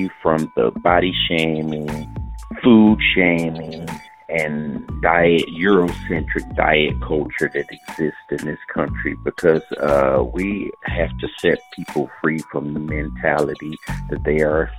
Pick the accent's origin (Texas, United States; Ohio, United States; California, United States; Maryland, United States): Ohio, United States; Cleveland; I'm from Cleveland, Ohio.